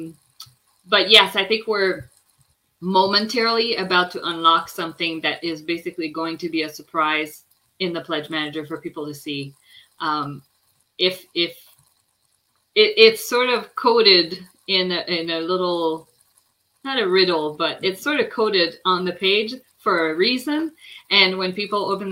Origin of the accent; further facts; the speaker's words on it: Quebec, Canada; now in near Toronto, Canada; I was born in Quebec, but I'm now right outside of Toronto, like about an hour and a bit from Toronto